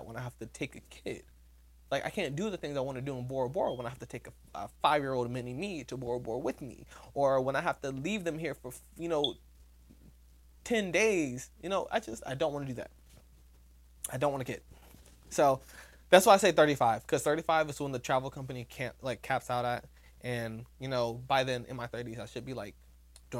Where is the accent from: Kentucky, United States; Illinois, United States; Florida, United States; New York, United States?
Florida, United States; I'm from Florida